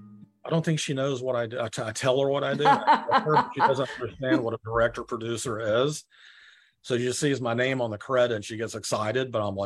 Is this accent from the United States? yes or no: yes; Marietta, Georgia, United States; moved away as an adult; also born or lived in Spain / Lilburn, Georgia / San Rafael, California; now in Southern California, United States; I grew up in Marietta. First, I was born in Spain, believe it or not.